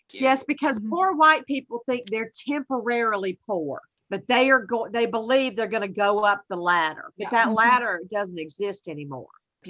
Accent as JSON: {"language": "English", "region": "Southern United States", "country": "United States", "accent": "Southern", "said": "Like, you think I have a Southern accent."}